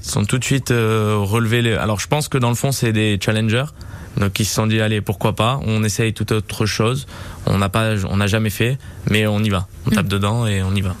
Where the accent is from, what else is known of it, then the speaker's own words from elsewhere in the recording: Nice, Provence-Alpes-Côte d'Azur, France; je suis niçois, je suis né à Nice et je suis vraiment amoureux de Nice